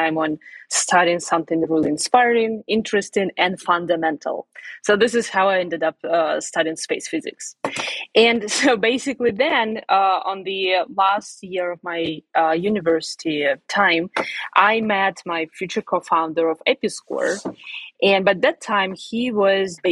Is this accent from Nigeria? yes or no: no; Siberia, Russia; moved away as an adult; also born or lived in Boston, Massachusetts / Florida; now in United States; I was born in Siberia.